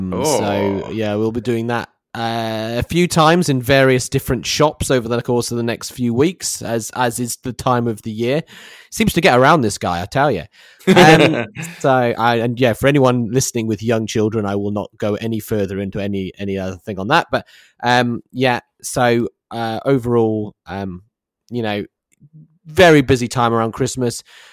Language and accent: English; England, United Kingdom; we're both from England. We're both from the UK.